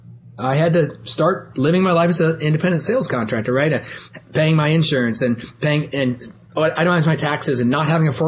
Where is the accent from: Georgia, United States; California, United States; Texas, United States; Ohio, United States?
Ohio, United States; Columbus; also born or lived in Billings, Montana / Ithaca, New York; we've been in Columbus, Ohio since the early 70s. I grew up in the shadow of Ohio State.